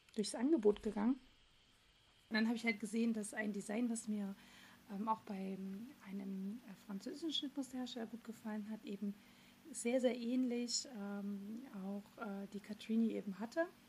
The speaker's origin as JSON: {"language": "German", "town": "Dresden", "region": "Saxony", "country": "Germany", "tie": "born or raised there", "moved": "yes", "lives_now": "Göttingen, Germany"}